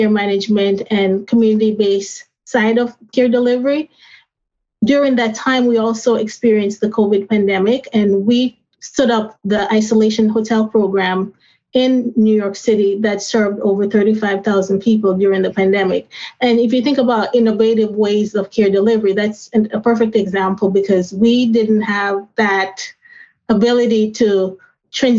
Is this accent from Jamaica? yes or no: yes; Jamaica; now in United States; growing up in Jamaica with my grandmother who had diabetes and helping her with her insulin at a young age. When I migrated to the United States